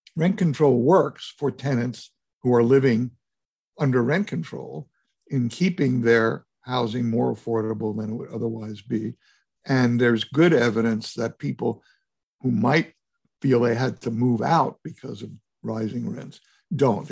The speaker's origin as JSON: {"language": "English", "region": "New York", "country": "United States", "tie": "born or raised there", "said": "I was raised in New York, we were renters all my life"}